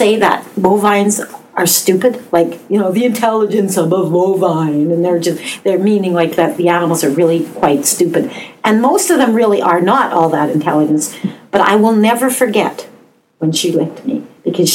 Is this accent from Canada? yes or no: yes; Canada; We are Canadian